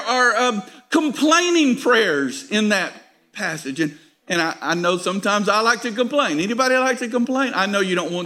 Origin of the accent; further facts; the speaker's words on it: United States; Now we are American